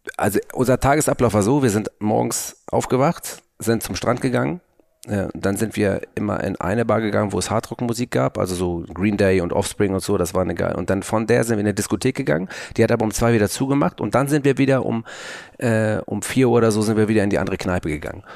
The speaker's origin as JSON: {"language": "German", "region": "Hamburg", "country": "Germany", "said": "bei uns in Hamburg"}